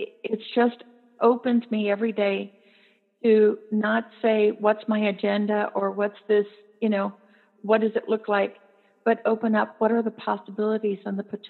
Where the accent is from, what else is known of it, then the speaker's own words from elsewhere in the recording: New Ulm, Minnesota, United States; my hometown of New Ulm, Minnesota